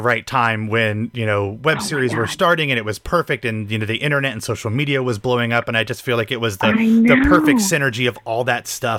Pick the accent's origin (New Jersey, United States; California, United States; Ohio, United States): Ohio, United States; Pickerington; I'm from Pickerington, so just on the side of Columbus.